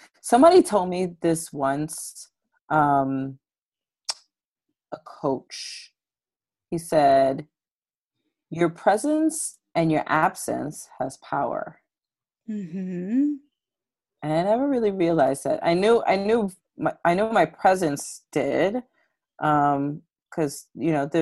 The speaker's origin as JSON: {"language": "English", "town": "New York City", "region": "New York", "country": "United States", "tie": "born or raised there", "said": "I'm a Brooklyn native. I grew up in East Flatbush"}